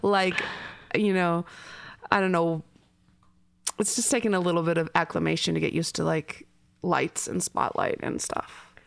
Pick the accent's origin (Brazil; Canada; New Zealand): Canada; I'm Canadian, I grew up in the middle of nowhere in Canada